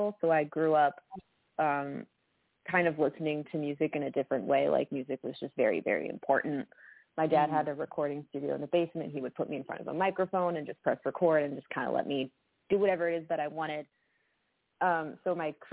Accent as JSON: {"language": "English", "town": "Boston", "region": "Massachusetts", "country": "United States", "tie": "born or raised there", "moved": "as an adult", "lives_now": "Nashville, United States", "said": "We grew up in Boston"}